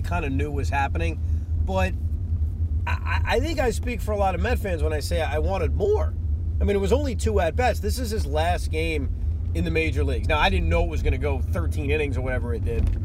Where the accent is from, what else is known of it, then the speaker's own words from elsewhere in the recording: New York, United States; as a New Yorker